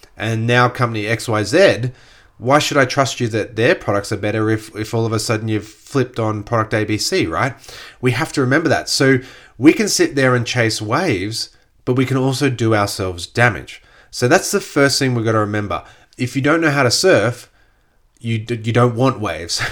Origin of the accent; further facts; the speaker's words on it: Gold Coast, Queensland, Australia; I grew up on the Gold Coast when there was that huge growth of the Gold Coast during the sort of late eighties, early nineties